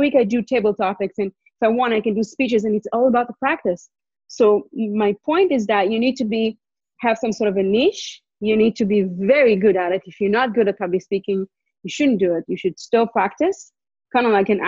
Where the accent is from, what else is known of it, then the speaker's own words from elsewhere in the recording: Israel; moved away as an adult; also born or lived in Montreal, Canada; now in Vancouver, Canada; We went back to Israel. So we basically grew up in Israel.